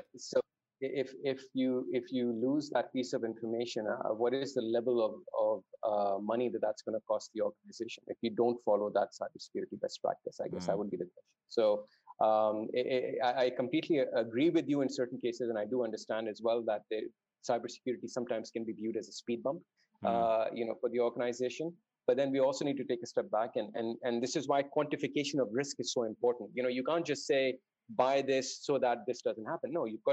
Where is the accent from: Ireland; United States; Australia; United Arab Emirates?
United Arab Emirates; Dubai; also born or lived in Saudi Arabia; I grew up in the Middle East. So I grew up in Dubai and Saudi Arabia to a certain extent. I spent my first 8 years in Saudi